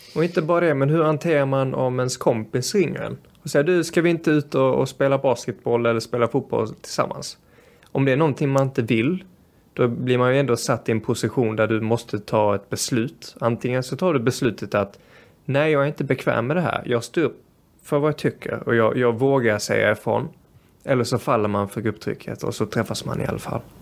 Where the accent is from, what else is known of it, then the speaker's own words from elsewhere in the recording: Sweden; also born or lived in Brazil; Som svensk